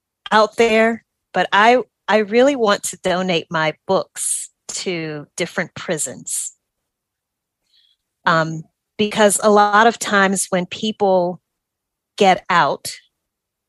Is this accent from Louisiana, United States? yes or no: yes; Louisiana, United States; moved away as an adult; also born or lived in New Orleans; now in Atlanta, United States; I am from Louisiana.